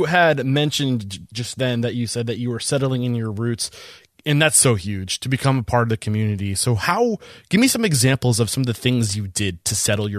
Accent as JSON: {"language": "English", "region": "New Hampshire", "country": "United States", "said": "I'm from New Hampshire."}